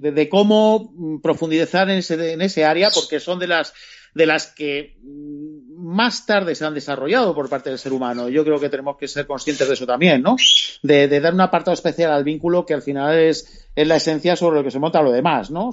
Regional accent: Spain; como somos españoles

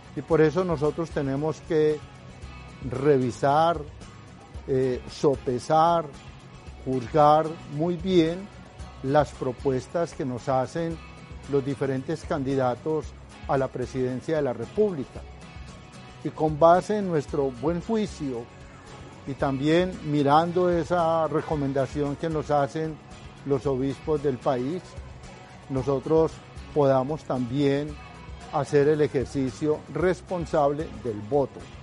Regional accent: Colombia; como colombianos

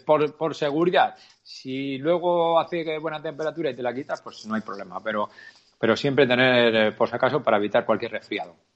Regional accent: Navarre, Spain; yo como navarro

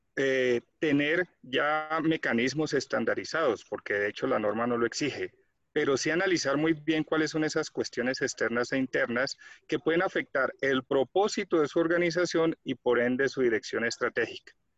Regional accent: Colombia; soy de Colombia

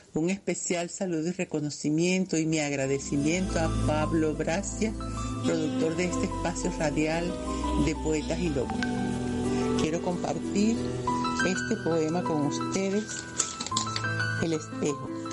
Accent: Chivacoa, Yaracuy, Venezuela; venezolana del estado de Yaracuy, de la localidad de Chivacoa

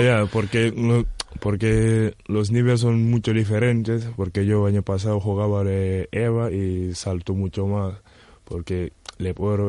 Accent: Senegal; Spanish is a second language; moved away as an adult; also born or lived in Gran Canaria / Betanzos; now in A Coruña, Spain; soy de Senegal

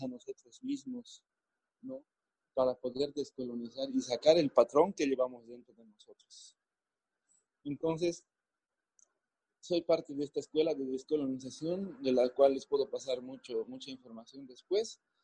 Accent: Bolivia

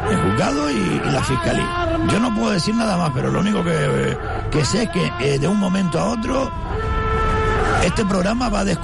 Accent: Canary Islands, Spain; Canarias tiene poco futuro, los canarios tenemos poco futuro. Yo soy canario, tengo 80 años.

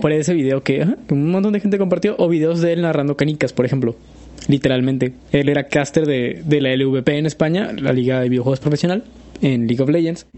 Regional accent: Mexico; Soy mexicano

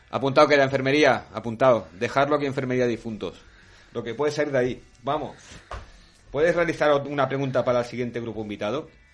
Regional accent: Santa Coloma de Gramenet, Catalonia, Spain; Llegamos a casa a Santa Coloma

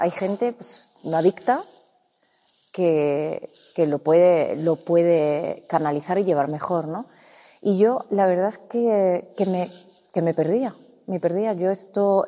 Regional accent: Córdoba, Andalusia, Spain; yo soy de Córdoba y en Andalucía

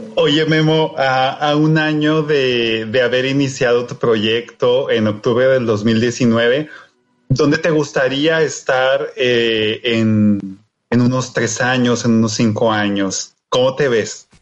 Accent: northern Mexico, Mexico; los que somos del norte, los que no crecimos en la Ciudad de México

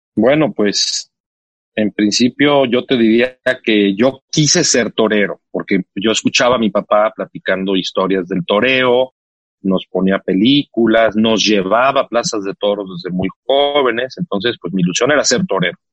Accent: Mexico; Soy orgullosísimo mexicano

